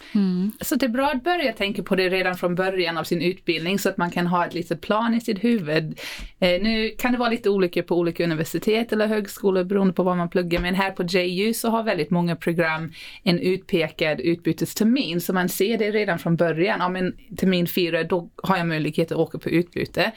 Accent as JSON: {"language": "Swedish", "country": "South Africa", "tie": "born or raised there", "moved": "yes", "lives_now": "Sweden", "said": "jag eh, är född och uppvuxen i Sydafrika. Men nu har jag bott i Sverige hälften av mitt liv"}